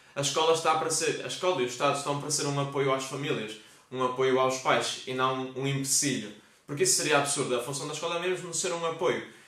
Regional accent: Vila Nova de Famalicão, Norte, Portugal; Famalicão, minha terra

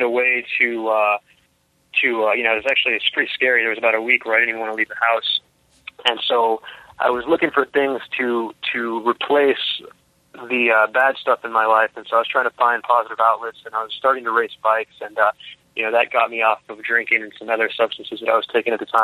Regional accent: Brownsville, Texas, United States; also born or lived in New York; now in Austin, United States; I am from Brownsville, Texas. Born and raised there. Moved to Austin when I was about 18.

